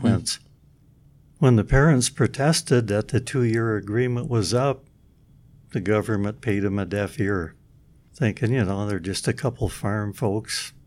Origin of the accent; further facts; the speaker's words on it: Midland, Michigan, United States; moved away; I'm from Midland, Michigan